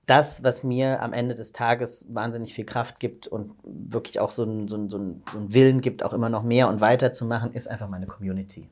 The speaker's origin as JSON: {"language": "German", "region": "Southern Germany", "country": "Germany", "tie": "born or raised there", "said": "ich bin auf dem Land groß geworden in Süddeutschland"}